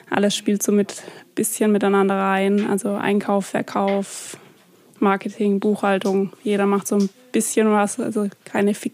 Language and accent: German; Flein, Baden-Württemberg, Germany; also born or lived in Heilbronn; Ich bin in Flein